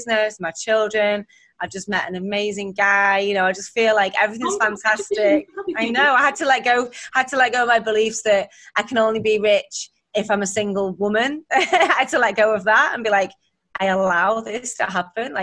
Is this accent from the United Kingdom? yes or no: yes; Warrington, North West England, United Kingdom; Warrington, it's my hometown, northern town